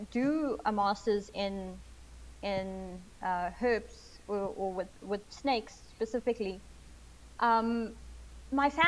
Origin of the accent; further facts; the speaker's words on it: South Africa; growing up in South Africa, there's a lot of pressure to get a job that pays after you finish um, university